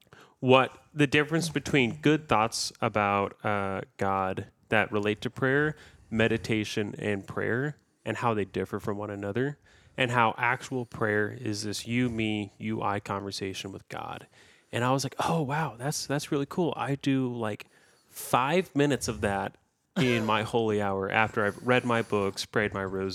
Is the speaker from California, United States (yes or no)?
no; Prague, Oklahoma, United States; All right. So I'm from Prague, which is like an hour south of here.